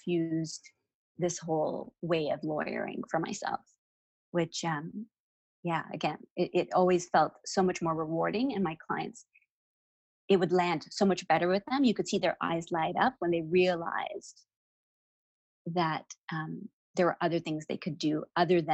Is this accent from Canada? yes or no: yes; Toronto, Ontario, Canada; I was 16 when my parents decided to move to Kenya, which was a fun little experience for me growing up in Toronto.